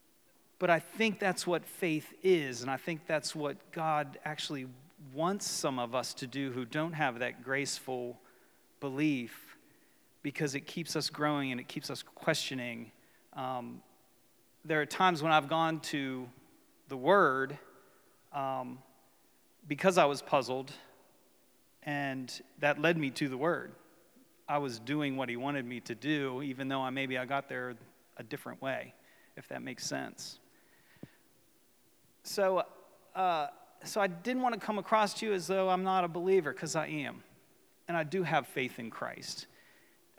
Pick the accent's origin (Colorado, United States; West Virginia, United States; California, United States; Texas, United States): West Virginia, United States; moved away as an adult; also born or lived in Ocean City; when I was young, I grew up in West Virginia